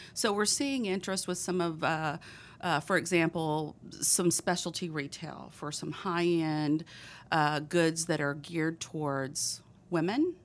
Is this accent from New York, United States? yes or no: no; Texas, United States; accent: thick Texas; my thick Texas accent